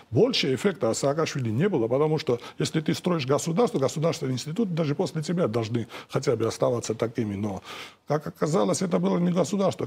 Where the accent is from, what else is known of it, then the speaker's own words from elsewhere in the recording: Georgia; я как грузин сейчас, э, мой народ